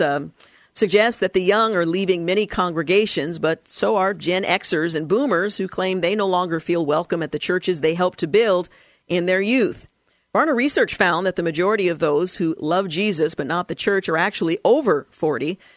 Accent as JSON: {"language": "English", "town": "Portland", "region": "Oregon", "country": "United States", "tie": "born or raised there", "said": "I recall growing up in the House of Prayer for All Nations, the little church that I attended in Northeast Portland as a child up until the time that I was a young adult"}